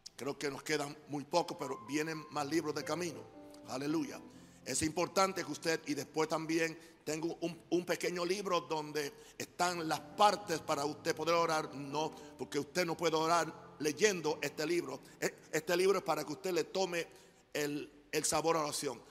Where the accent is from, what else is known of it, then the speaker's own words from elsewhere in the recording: United States; moved away; Yo soy gringo